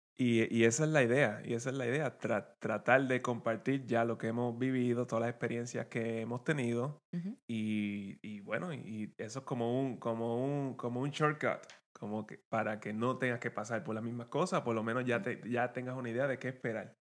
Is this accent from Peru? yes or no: no; Guayanilla, Puerto Rico; moved away as an adult; now in Maryland, United States; venimos del mismo pueblo, venimos de Guayanilla y de, Puerto Rico